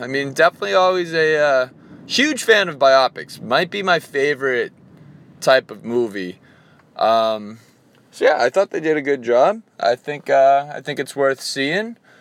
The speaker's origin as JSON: {"language": "English", "town": "Reading", "region": "Massachusetts", "country": "United States", "tie": "born or raised there", "moved": "yes", "said": "I grew up in Reading, Massachusetts"}